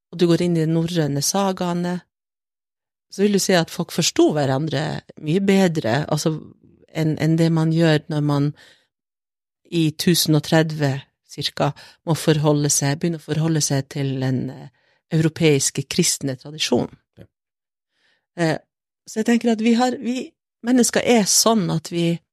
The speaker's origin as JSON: {"language": "Norwegian", "region": "Northern Norway", "country": "Norway", "said": "Og jeg er samisk, men jeg er også et nordlig menneske, og jeg insisterer på å være det"}